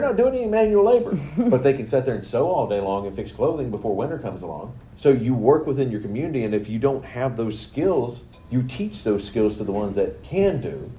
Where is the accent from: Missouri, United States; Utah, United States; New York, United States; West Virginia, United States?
West Virginia, United States; moved away; I grew up in West Virginia